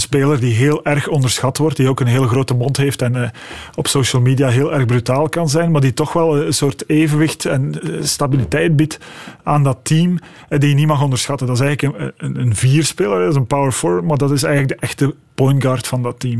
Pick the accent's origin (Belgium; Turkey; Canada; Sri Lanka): Belgium; als Belgen